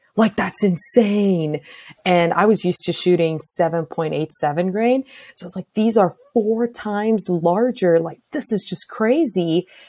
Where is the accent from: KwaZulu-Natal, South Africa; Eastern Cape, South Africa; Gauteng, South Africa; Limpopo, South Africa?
Gauteng, South Africa; Pretoria; moved away as an adult; now in Arizona, United States; I grew up in Pretoria, so in the city.